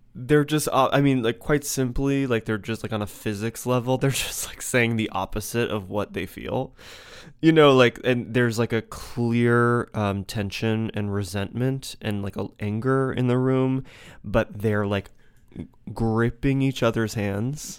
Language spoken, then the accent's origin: English; United States; also born or lived in New York; any sort of kind of American sheep